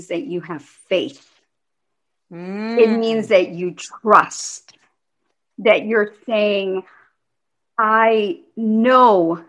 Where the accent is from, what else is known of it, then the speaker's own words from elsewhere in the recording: United States; growing up in the United States, being an immigrant, although I did come to this country very young. I mean, I've been here since I was four. I went all through school here.